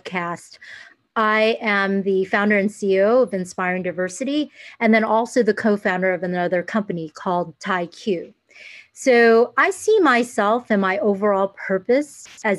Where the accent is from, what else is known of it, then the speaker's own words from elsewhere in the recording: United States; I am Asian American. I consider mm-hmm. myself really down the middle, half Asian, half American